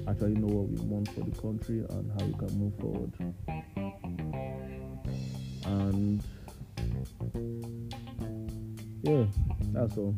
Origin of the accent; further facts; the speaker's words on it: Nigeria; I like Nigeria. I was birthed here, I grew up here, university, high school, everything was here.